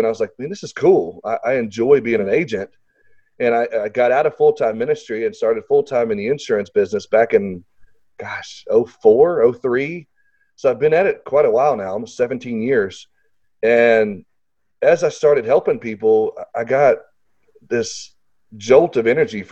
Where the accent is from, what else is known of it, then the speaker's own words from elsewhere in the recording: Little Rock, Arkansas, United States; I live in Arkansas, and so for people that are listening, I'm from Little Rock, Arkansas